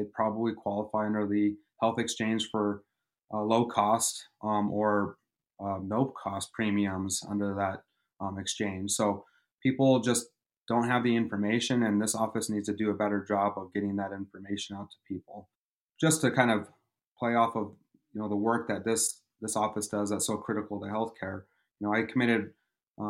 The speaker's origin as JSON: {"language": "English", "town": "Ronan", "region": "Montana", "country": "United States", "tie": "born or raised there", "moved": "yes", "lives_now": "Missoula, United States", "said": "I grew up in Ronan on the Flathead Reservation"}